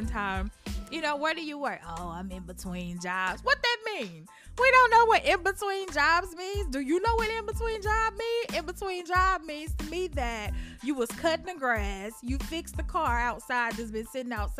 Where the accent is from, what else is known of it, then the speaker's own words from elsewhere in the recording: Memphis, Tennessee, United States; I'm from Memphis.